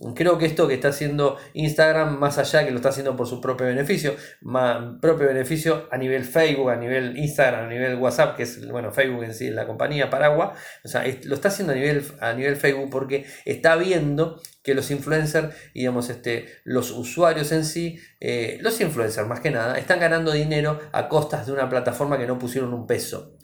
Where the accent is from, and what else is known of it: Argentina